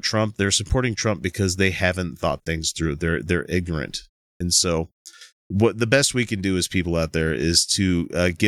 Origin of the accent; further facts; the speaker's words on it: Texas, United States; I was born in Texas. I probably have more of a birthright to it than you